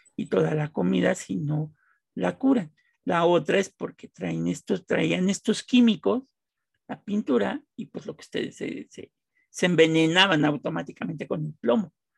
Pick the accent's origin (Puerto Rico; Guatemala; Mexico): Mexico; Los que somos mexicanos